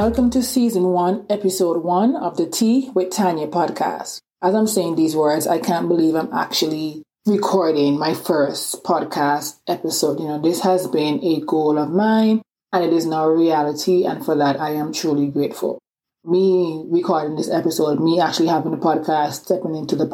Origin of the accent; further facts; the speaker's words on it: Antigua & Barbuda; accent: island accent; also born or lived in England; now in Atlanta, United States; I was born in England, but I grew up in this small Caribbean island called Antigua.